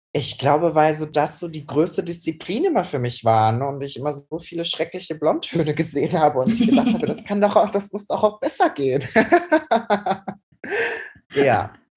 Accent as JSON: {"language": "German", "town": "Cologne", "region": "North Rhine-Westphalia", "country": "Germany", "said": "ich bin 26 Jahre alt, ich bin aus Köln und ich bin leidenschaftlicher Friseur"}